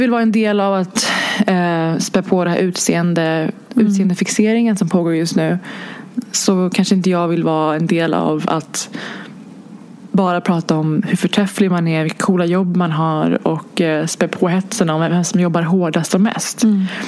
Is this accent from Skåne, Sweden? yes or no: no; Stockholm, Stockholm County, Sweden; jag är inte uppvuxen i stan. Jag är ju från Hägersten